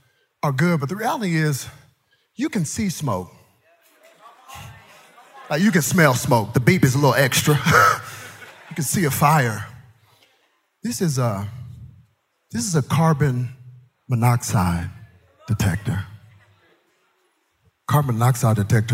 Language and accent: English; Texas, United States; I'm from Texas